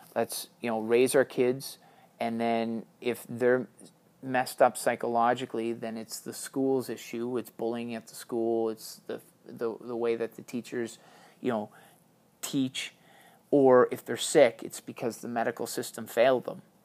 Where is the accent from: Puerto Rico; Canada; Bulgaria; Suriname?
Canada; Being Canadian means an awful lot to me